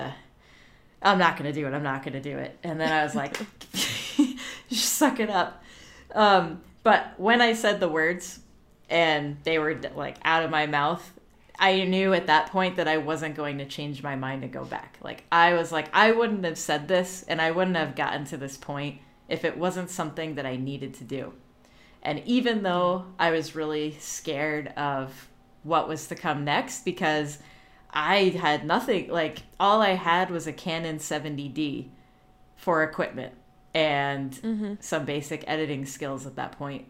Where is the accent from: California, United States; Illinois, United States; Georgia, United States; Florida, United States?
Florida, United States; Orlando; I grew up in Orlando, Florida.